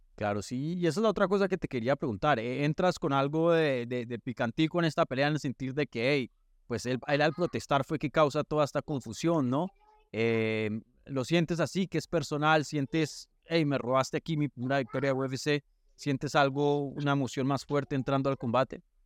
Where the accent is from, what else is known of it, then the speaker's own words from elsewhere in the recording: Colombia; yo soy colombiano